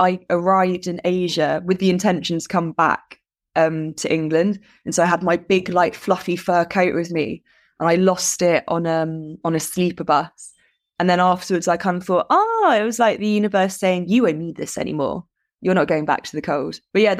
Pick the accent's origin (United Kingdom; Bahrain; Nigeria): Bahrain; I mean, I grew up abroad anyway, so I grew up in Bahrain in the Middle East.